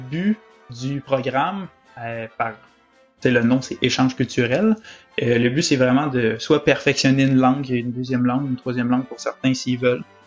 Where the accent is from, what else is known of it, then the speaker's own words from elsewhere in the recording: Quebec, Canada; accent: Québécois; now in Orlando, United States; mon accent québécois